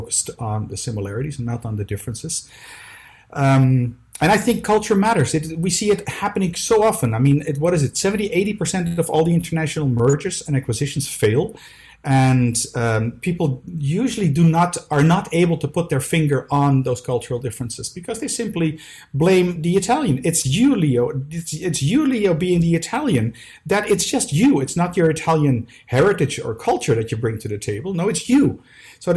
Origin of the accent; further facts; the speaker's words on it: Amsterdam, North Holland, Netherlands; now in Brussels, Belgium; I was born in Amsterdam. I live in Brussels at this moment